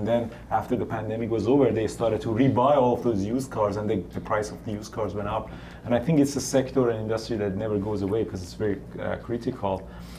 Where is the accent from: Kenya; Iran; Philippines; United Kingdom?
Iran; moved away; I grew up in Iran, and when I was growing up, we saw inflation of as high as 40%.